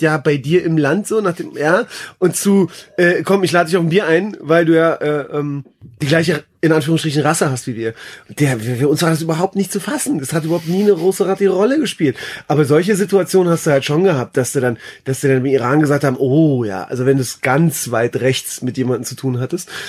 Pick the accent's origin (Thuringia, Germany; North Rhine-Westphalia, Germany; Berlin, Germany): Berlin, Germany; ich bin ja in Berlin groß geworden